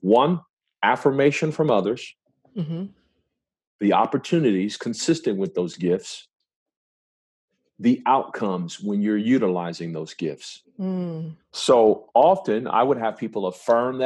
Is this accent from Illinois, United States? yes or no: no; Compton, California, United States; I was born and raised in South Central LA, a place called Compton, California